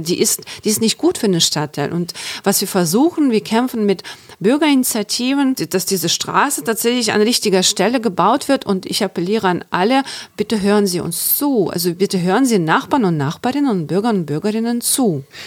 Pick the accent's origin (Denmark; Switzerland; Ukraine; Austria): Ukraine; Chernivtsi, Chernivtsi Oblast; German is a second language; moved away as an adult; now in Germany; ich komme aus der Ukraine. Ich bin in der Ukraine geboren und aufgewachsen.